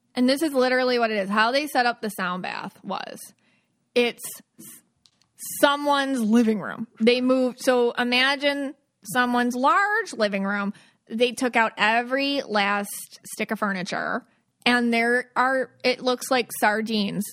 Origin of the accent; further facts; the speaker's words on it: Buffalo, New York, United States; growing up in Buffalo